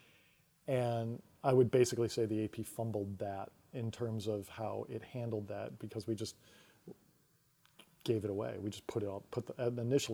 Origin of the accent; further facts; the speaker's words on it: Syracuse, New York, United States; moved away; I'm from Syracuse, New York